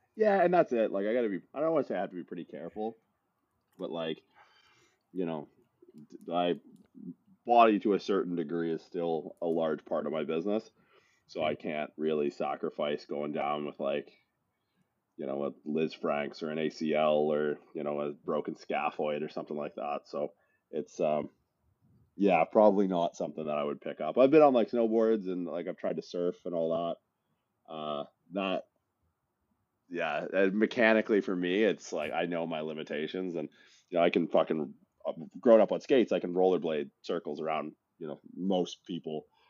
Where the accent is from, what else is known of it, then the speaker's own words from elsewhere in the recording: Windsor, Ontario, Canada; moved away as an adult; also born or lived in Newfoundland / Toronto / California; I'm from Newfoundland originally. It's a small island province off the northeastern coast of Canada. I uh, grew up mostly in this kind of blue collar town in southwestern Ontario